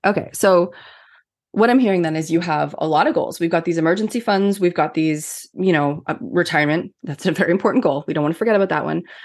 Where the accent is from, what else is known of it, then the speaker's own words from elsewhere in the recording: Canada; I'm Canadian